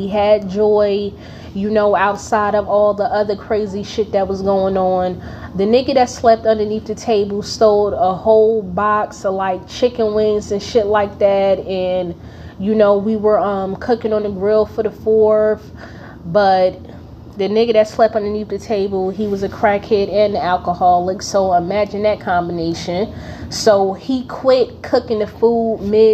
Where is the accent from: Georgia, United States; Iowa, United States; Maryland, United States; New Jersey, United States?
New Jersey, United States; Newark; I'm from Newark, New Jersey